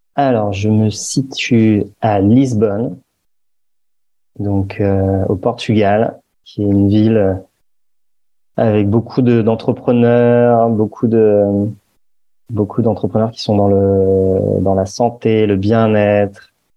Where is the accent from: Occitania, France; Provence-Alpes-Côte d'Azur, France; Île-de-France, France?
Île-de-France, France; Paris; j'ai grandi à Paris